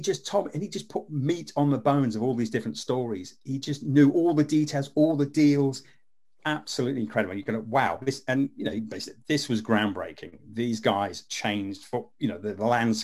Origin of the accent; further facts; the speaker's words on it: Leicester, East Midlands, United Kingdom; also born or lived in Wigston; I'm actually from Leicester. And when I was a kid, we used to live in Wigston